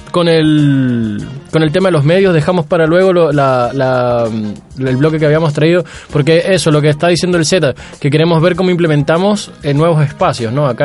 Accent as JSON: {"language": "Spanish", "country": "Venezuela", "moved": "yes", "lives_now": "Concón, Chile", "said": "Venezuela. Ya, mi país de origen"}